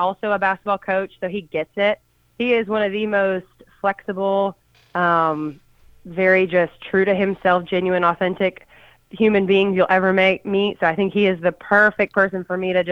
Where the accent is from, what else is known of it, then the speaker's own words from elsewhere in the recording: Brentwood, Tennessee, United States; also born or lived in Australia; I grew up in Middle Tennessee. I'm from Brentwood.